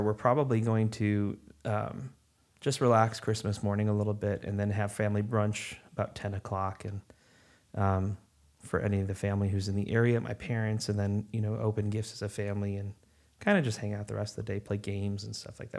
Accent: Chicago, Illinois, United States; moved away as an adult; now in North Carolina, United States; I'm originally from Chicagoland, uh, and I moved down here to North Carolina, uh, back in August of twenty

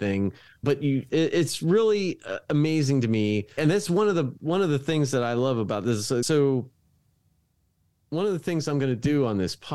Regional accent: Dover, Delaware, United States; I grew up in Dover, Delaware

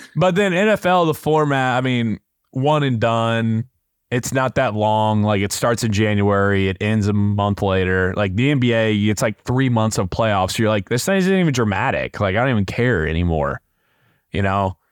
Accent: Indianapolis, Indiana, United States; us growing up in Indianapolis in the prime of the Colts

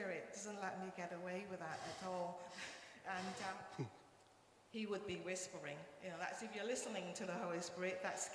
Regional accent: Malaysia; first language Cantonese; English is a second language; now in United Kingdom; I speak my mother tongue, which is Cantonese, and then I interpret in English to the medical, the doctors and the nurses. Also Malay, because I was born in Malaysia

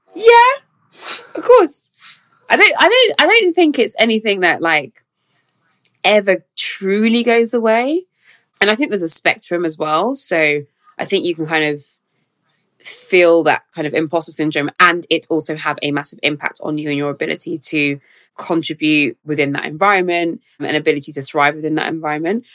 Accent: London, United Kingdom; growing up in South London

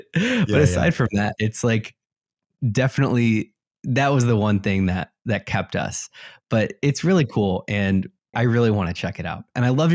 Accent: Elmhurst, Illinois, United States; growing up in Chicagoland, West Chicago suburbs, they all have a different feeling. You can go to an Elmhurst where I grew up

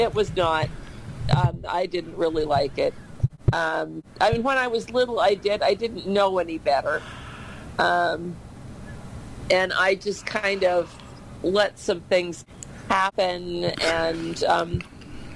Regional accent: Iowa, United States; I went to school at Vinton, Iowa

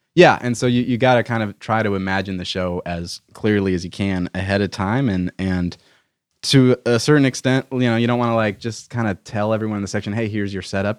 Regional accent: Milton, Massachusetts, United States; I'm from Boston, or a suburb of Boston

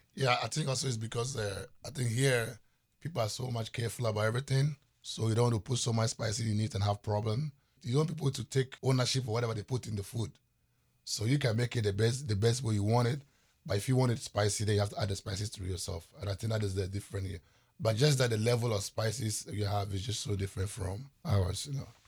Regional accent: Volta, Ghana; also born or lived in Seattle; I was raised in the Volta region

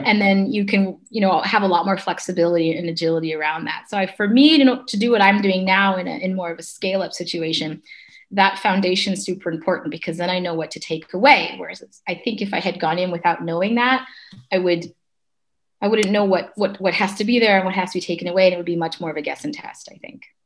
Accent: Canada; moved away as an adult; also born or lived in London; I'm Canadian, and I ended up in um, London.

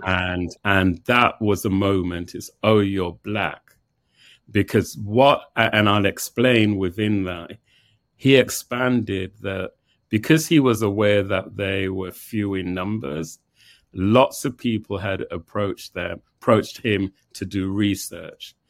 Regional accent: England, United Kingdom; also born or lived in Jamaica (parents); now in New York, United States; both born in Jamaica. I was born in England.

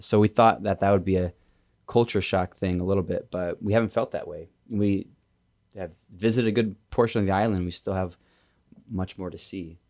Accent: Indiana, United States; moved away as an adult; also born or lived in Wisconsin; I've lived in Wisconsin for the past seven years, but I grew up in Indiana.

